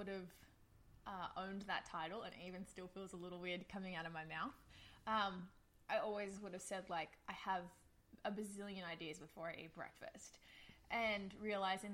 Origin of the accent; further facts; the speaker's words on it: Australia; moved away as an adult; there is an accent. I'm an Australian, immigrated here a few years ago